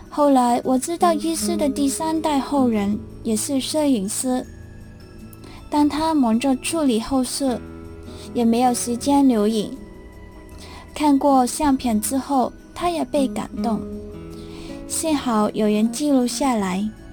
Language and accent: Chinese; Hong Kong; 我是土生土长的香港人，生如斯，长如斯，对这个地方自愿要感情